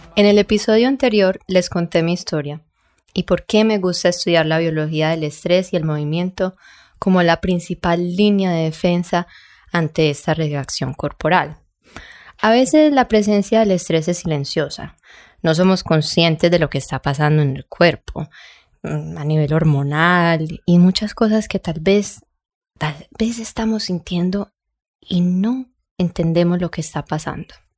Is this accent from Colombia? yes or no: yes; Colombia; yo soy colombiana